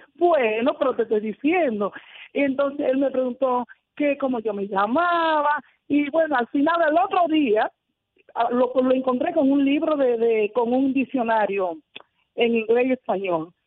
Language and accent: Spanish; Dominican Republic; moved away as an adult; vivía en República Dominicana, soy dominicana